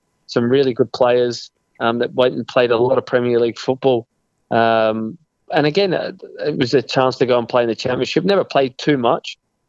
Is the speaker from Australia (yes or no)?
yes; Australia; moved away as an adult; also born or lived in Scotland; You know, I still feel a lot of me is more Scottish than I am Australian because of the most time that I spent in my adult life has been in that country.